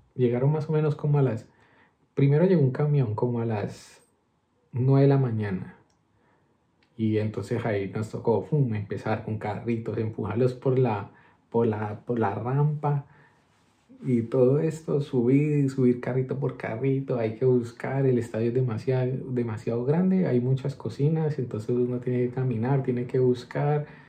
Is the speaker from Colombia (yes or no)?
yes; Colombia; also born or lived in Madrid, Spain; now in Spain; somos nosotros los colombianos